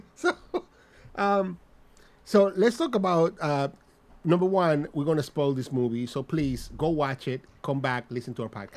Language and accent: English; Dominican Republic; accent: Dominican; my Dominican ass accent